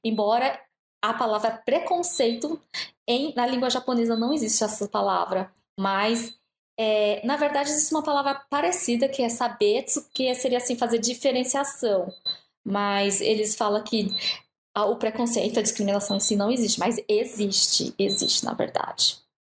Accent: Brazil; also born or lived in Japan; now in Pittsburgh, United States; eu já lia desde a minha adolescência no Brasil

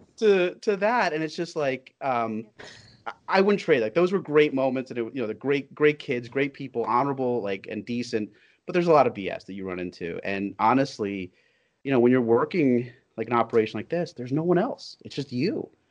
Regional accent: New York, United States; I'm very much a as you said a child of immigrants, but I'm also a New Yorker

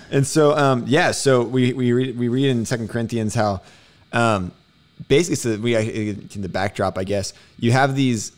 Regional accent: Houston, Texas, United States; being from Houston

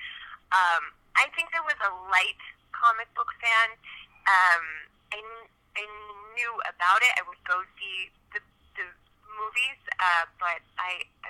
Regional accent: Northern California, United States; now in Los Angeles, United States; I'm from Northern California, a California girl

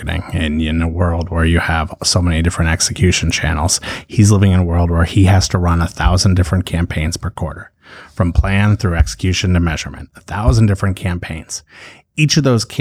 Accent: Chicago, Illinois, United States; I'm from Chicago

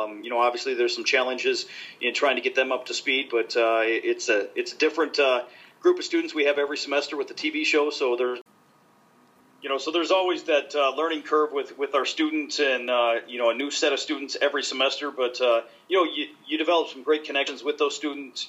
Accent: Nebraska, United States; moved away; I grew up in Nebraska, so we didn't have hockey when I was growing up

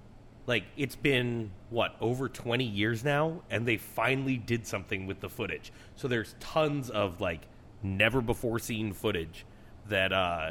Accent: St. Louis, Missouri, United States; we're both from St. Louis

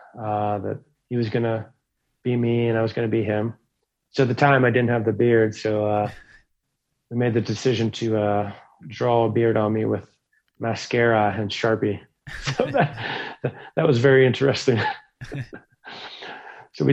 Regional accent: Pittsburgh, Pennsylvania, United States; my hometown over here, Pittsburgh, Pennsylvania

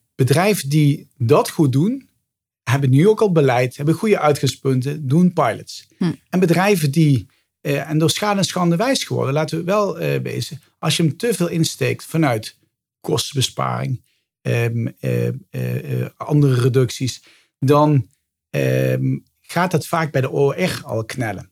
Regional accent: Limburg, Netherlands; now in Amsterdam, Netherlands; van origine ben ik een Limburger die naar het westen verhuisd is

